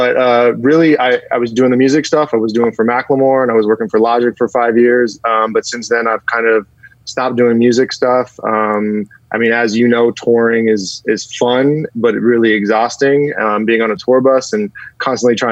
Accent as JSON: {"language": "English", "town": "San Francisco", "region": "California", "country": "United States", "tie": "born or raised there", "also_born_or_lived": "Covina / North Hollywood / Woodland Hills / Agoura Hills", "moved": "as an adult", "lives_now": "Los Angeles, United States", "said": "I was born and raised in the Bay Area"}